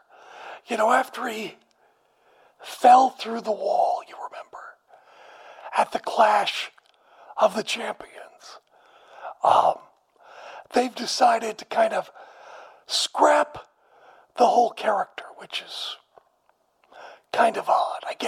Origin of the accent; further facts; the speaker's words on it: a town near Aberdeen, Washington, United States; I am from a town nearby